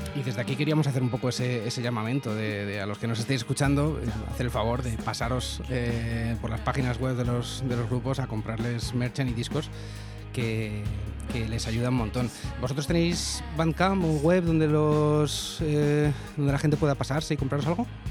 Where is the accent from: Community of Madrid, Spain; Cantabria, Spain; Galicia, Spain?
Community of Madrid, Spain; Madrid; yo soy de Madrid